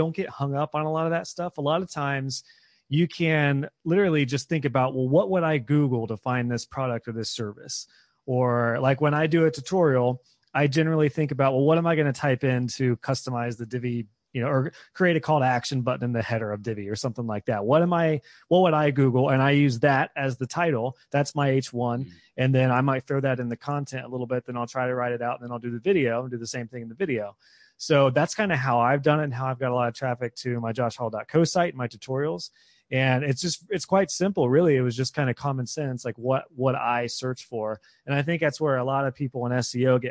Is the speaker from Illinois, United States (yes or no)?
no; Ohio, United States; I'm a redneck from Ohio